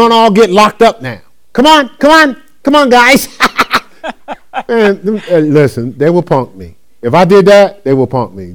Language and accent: English; Newark, New Jersey, United States; I grew up in Newark.